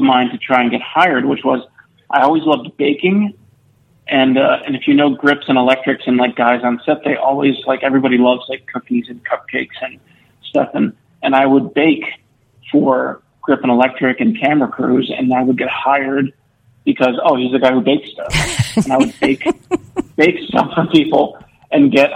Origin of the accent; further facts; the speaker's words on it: Milford, Connecticut, United States; we grew up in a small uh, middle class town in Connecticut, uh, right along the shore called Milford